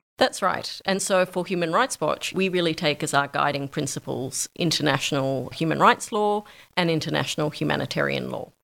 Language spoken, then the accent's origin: English; Australia; moved away as an adult; also born or lived in New York; I moved from New York back to Australia to set up the Australia office